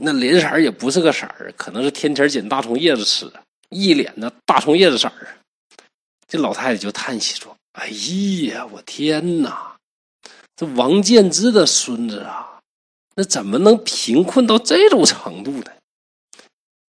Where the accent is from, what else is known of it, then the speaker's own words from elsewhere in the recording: Northeast China, China; 我是东北人